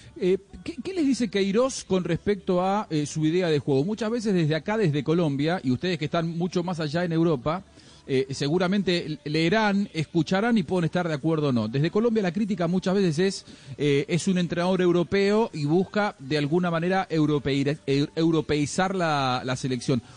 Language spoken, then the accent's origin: Spanish; Argentina; como argentino